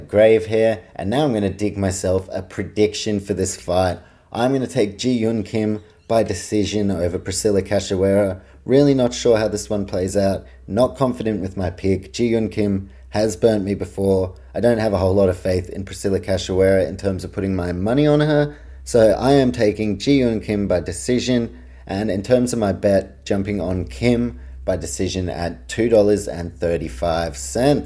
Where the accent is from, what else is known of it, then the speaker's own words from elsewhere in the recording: New Zealand; I'm a Kiwi